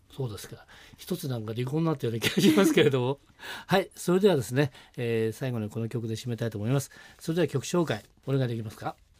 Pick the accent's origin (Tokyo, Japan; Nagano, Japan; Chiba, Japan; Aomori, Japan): Nagano, Japan; 私の出身は長野県ですからね